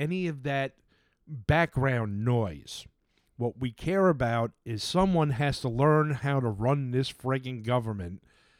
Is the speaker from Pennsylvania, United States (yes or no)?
no; New York City, New York, United States; Joe and I know this because we grew up in New York City.